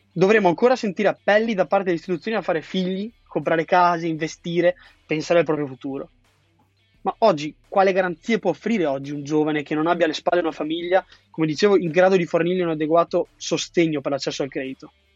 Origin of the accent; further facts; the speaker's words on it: Triveneto, northeast Italy, Italy; now in Milan, Italy; nella mia terra di origine, che era il Trivento